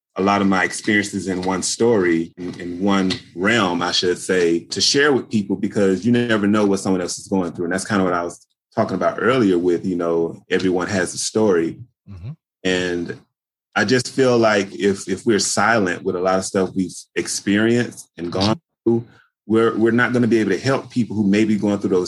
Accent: Daytona Beach, Florida, United States; moved away as an adult; also born or lived in Georgia; now in New York, United States; I was actually born in Daytona Beach, Florida

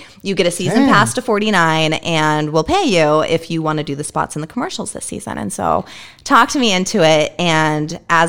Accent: Kettle Falls, Washington, United States; moved away as an adult; also born or lived in Spokane, Washington; now in Phoenix, United States; Growing up in Kettle Falls

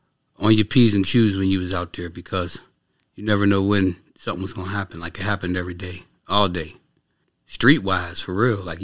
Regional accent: Pittsburgh, Pennsylvania, United States; Pittsburgh, PA, yeah.

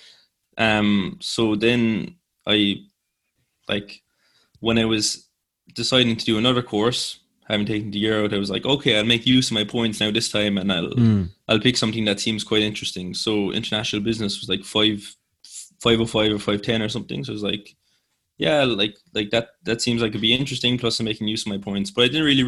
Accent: Cork, Munster, Ireland; also born or lived in Limerick; I'm from Cork, in Spridneave. It was my secondary school, and nobody was really much going outside of Cork

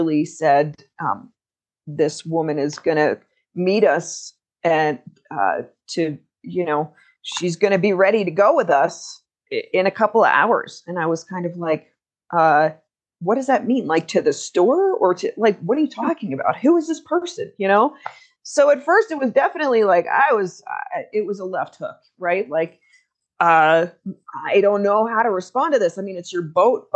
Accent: United States; also born or lived in Alaska; for me as an American

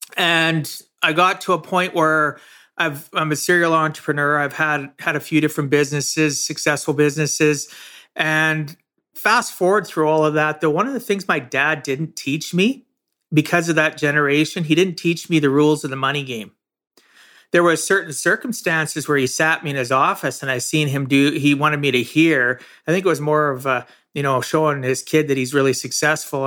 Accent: Camarillo, California, United States; I grew up in Camarosa, small farming community

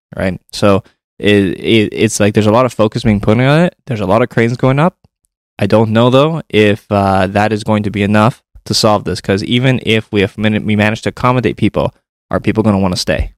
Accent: Toronto, Ontario, Canada; growing up in Toronto

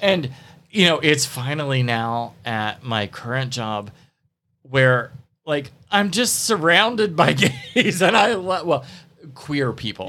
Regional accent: the Bible Belt, United States; growing up in the Bible Belt, tarot was seen as dangerous

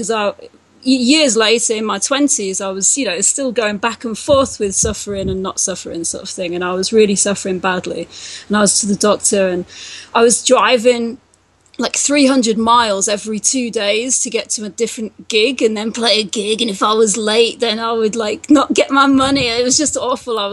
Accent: England, United Kingdom; moved away; I'm from England, and so we've got the NHS there

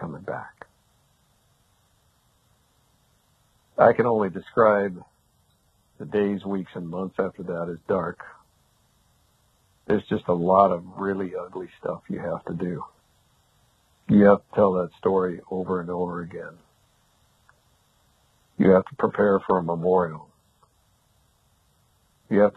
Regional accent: Montana, United States; now in Arizona, United States; I actually grew up in Montana. I live in Arizona now, but I grew up in Montana

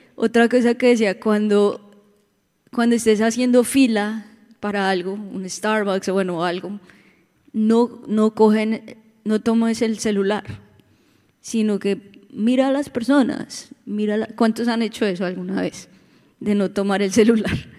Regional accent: Bogotá, Colombia; now in Orlando, United States; venimos de Bogotá también

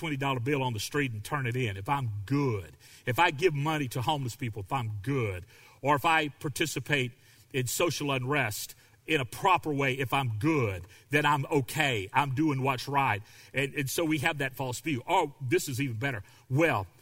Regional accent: the South, United States; I grew up in the South, and I understand what it's like to grow up in a family of racists

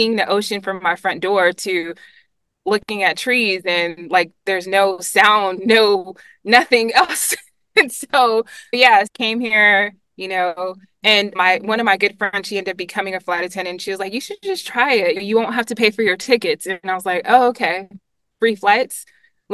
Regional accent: Monterey, California, United States; moved away as an adult; now in Atlanta, United States; my experience coming from Monterey, which is like its own little island, and then coming to this larger city

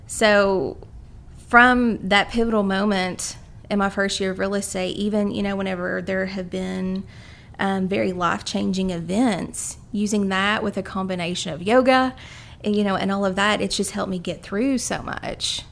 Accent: Carter County, Eastern Kentucky, United States; moved away as an adult; now in Lexington, United States; I'm from Eastern Kentucky, Carter County to be specific, and came down here to go to the University of Kentucky

